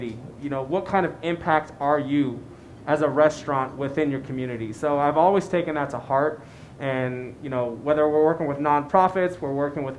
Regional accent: San Francisco, California, United States; now in Colorado Springs, United States; I grew up in San Francisco. I grew up in the Bay Area

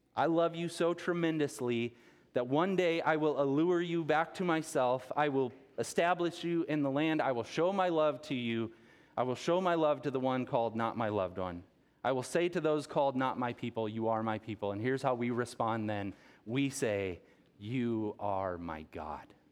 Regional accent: Rockton, Illinois, United States; also born or lived in Rockford, Illinois; grew up here on the tree farm in, in Rockton.

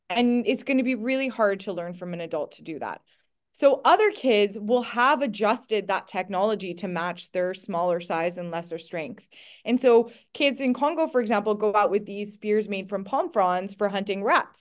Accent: Montreal, Quebec, Canada; moved away as an adult; now in United Kingdom; I grew up in Canada. I loved being in Canada. It was a great place to go to grow up. Montreal, as a teenager

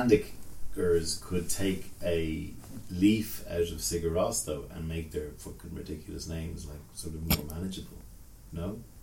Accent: Ireland; we're Irish

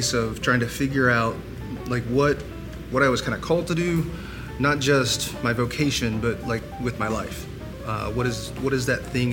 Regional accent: Columbia, South Carolina, United States; I'm from Columbia

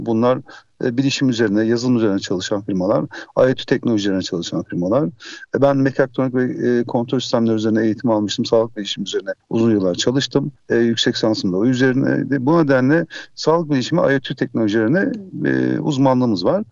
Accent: İzmir, Turkey; İzmir doğumluyum ve İzmir'de yaşıyorum

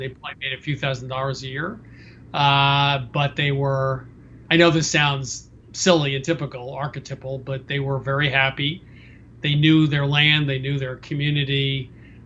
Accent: Westchester County outside New York City, United States; also born or lived in Vermont; I grew up in two places outside of New York City

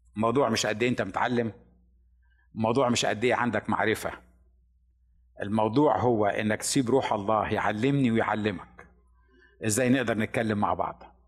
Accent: Upper Egypt, Egypt; moved away as an adult; انا الوحيد اللي من الصعيد

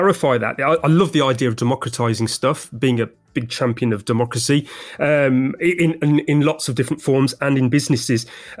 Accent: London, United Kingdom; From the same city and country as me, the Big Smoke, i.e. London, in good old Blighty, the United Kingdom.

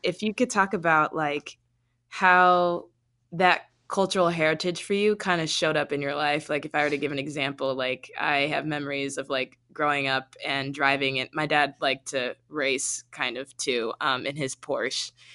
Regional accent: Buffalo, New York, United States; a Jamaican Guyanese woman born in Buffalo, New York

